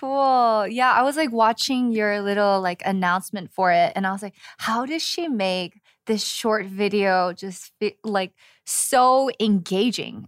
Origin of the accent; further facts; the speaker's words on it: California, United States; moved away as an adult; now in Seoul, South Korea; as a Californian living in Seoul